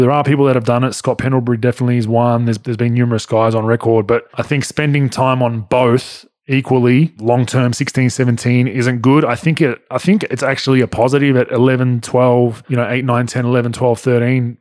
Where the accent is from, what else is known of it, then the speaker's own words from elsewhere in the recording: Victoria, Australia; my home state of Victoria